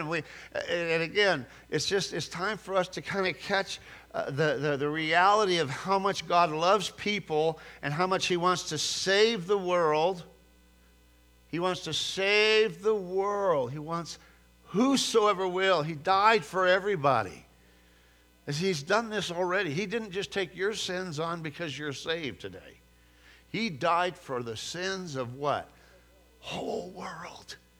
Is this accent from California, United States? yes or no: yes; California, United States; moved away; growing up in California